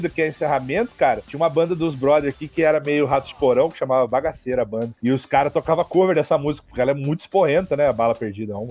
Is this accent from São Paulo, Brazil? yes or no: no; Rio de Janeiro, Brazil; Eu sou do Rio.